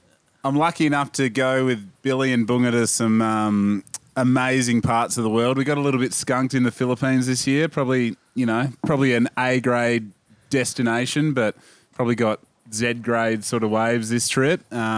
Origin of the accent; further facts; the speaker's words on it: Margaret River, Western Australia, Australia; I grew up in Margaret River